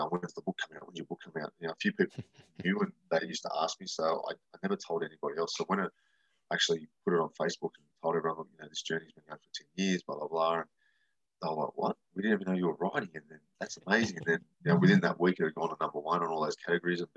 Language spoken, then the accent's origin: English; Australia; Growing up with me, nobody did Halloween in Australia